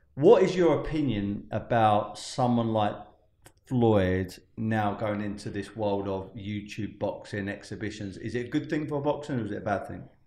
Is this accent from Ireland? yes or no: no; United Kingdom; Being British